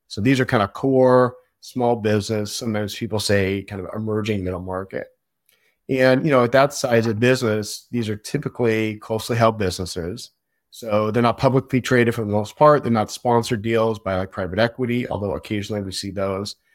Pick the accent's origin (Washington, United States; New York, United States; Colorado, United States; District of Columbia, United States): Washington, United States; outside of Seattle; now in Portland, United States; I grew up outside of Seattle. I've been in Portland for a long time, so I consider myself really, you know, a Pacific Northwest guy.